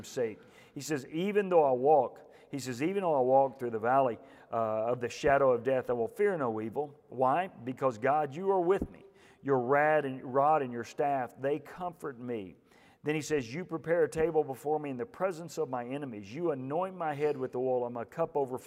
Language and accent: English; Houston, Texas, United States; I'm from the Houston area